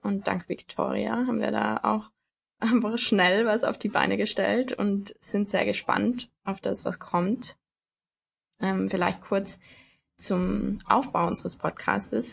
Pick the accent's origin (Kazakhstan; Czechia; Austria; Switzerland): Austria; Tyrol; moved away as an adult; now in Germany; ich komme ursprünglich aus Tirol, also ursprünglich aus Österreich auch, wohne aber jetzt in Deutschland